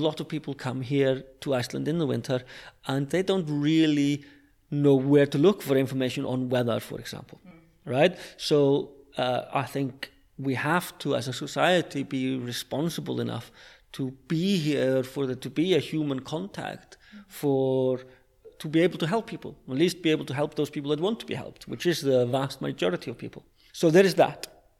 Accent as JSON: {"language": "English", "region": "London", "country": "United Kingdom", "said": "And I speak as a Londoner. I lived in London for 20 years"}